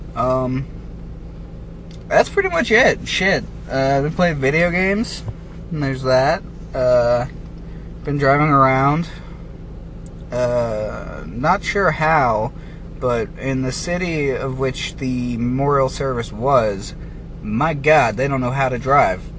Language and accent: English; United States; my right as an American